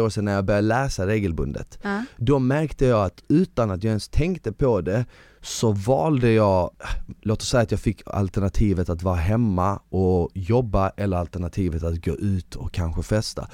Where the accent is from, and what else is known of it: Malmö, Skåne, Sweden; born or raised there; also born or lived in Bosnia